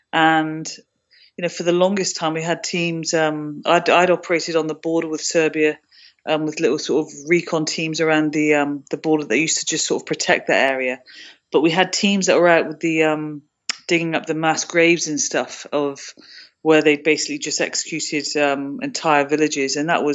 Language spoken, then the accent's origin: English; United Kingdom; That was actually quite rough and cold, which is interesting for me to say as a Brit.